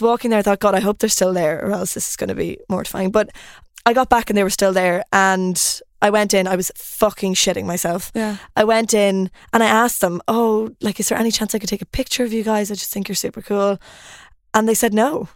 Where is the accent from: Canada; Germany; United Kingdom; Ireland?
Ireland; moved away as an adult; also born or lived in Lund, Sweden / Copenhagen, Denmark; now in Stockholm, Sweden; I'm Irish. Um, I don't know if you can tell from the accent.